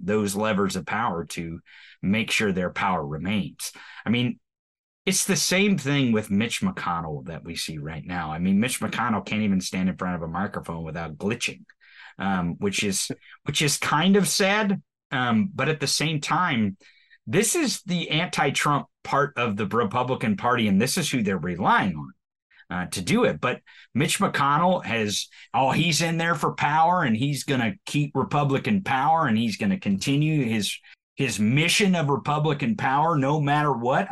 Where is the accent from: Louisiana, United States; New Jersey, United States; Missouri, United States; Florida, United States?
Missouri, United States; accent: hillbilly; I am from the hills of of Missouri. I grew up on a farm. This is really my accent and how I talk.